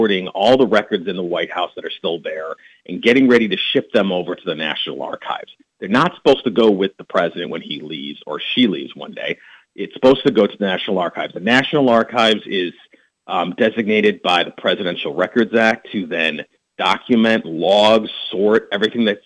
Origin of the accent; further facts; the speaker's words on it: North Shore, suburbs of Chicago, Illinois, United States; moved away as an adult; now in Washington, D.C., United States; Illinois boy, born and raised North Shore, suburbs of Chicago, right along the lakefront